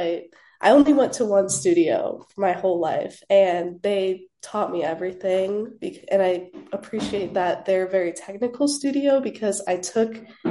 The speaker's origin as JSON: {"language": "English", "town": "Orlando", "region": "Florida", "country": "United States", "tie": "born or raised there", "moved": "as an adult", "lives_now": "Tallahassee, United States", "said": "I'm originally from Orlando, Florida"}